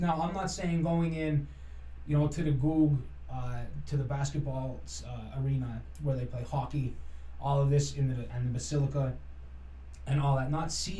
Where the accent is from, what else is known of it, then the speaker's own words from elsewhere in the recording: Shenandoah, Pennsylvania, United States; Yeah, I grew up down on Center Street, down catty corner from whose place?